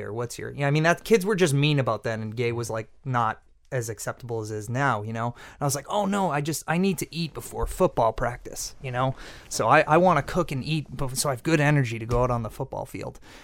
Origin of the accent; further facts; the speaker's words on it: Peabody, Massachusetts, United States; I grew up in Peabody, Massachusetts, on the North Shore